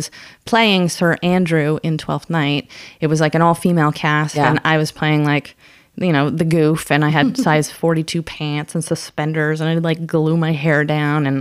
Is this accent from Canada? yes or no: yes; Canada; I'm Canadian